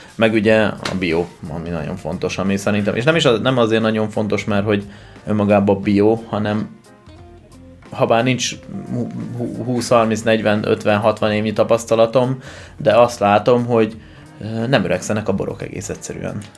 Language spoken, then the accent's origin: Hungarian; Debrecen, Hajdú-Bihar, Hungary; moved away; also born or lived in Tokaj-Hegyalja; én debreceni vagyok